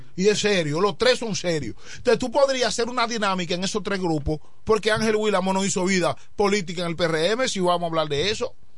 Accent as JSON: {"language": "Spanish", "country": "Dominican Republic", "said": "el batey de donde yo vengo"}